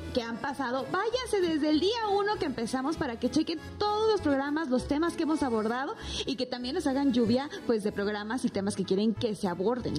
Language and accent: Spanish; Mexico